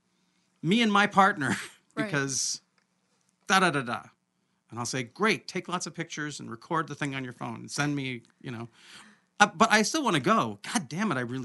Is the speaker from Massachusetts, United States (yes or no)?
no; Olympia, Washington, United States; I come from Olympia, so I've lived in these contradictions my whole life